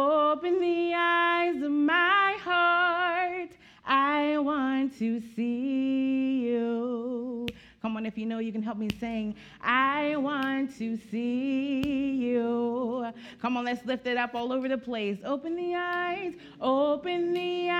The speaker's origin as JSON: {"language": "English", "town": "Graysonville", "region": "Maryland", "country": "United States", "tie": "born or raised there", "said": "I was born and raised in Graysonville, Maryland"}